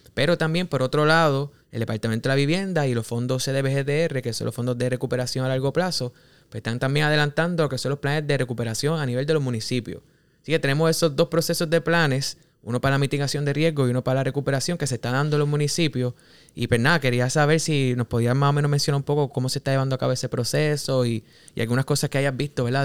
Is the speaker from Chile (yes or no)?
no; Cabo Rojo, Puerto Rico; Yo soy de Cabo Rojo y lo digo con orgullo